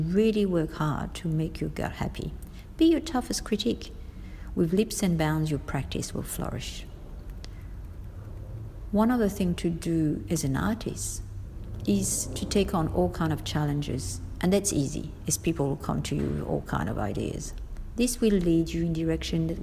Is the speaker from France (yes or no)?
yes; Paris, Île-de-France, France; moved away as an adult; now in Australia; I have been in Australia for 30 years this year, and I come from Paris, French-born